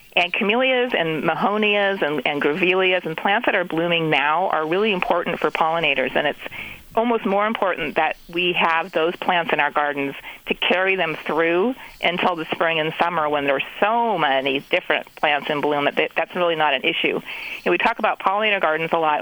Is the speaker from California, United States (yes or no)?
yes; California, United States; growing up in California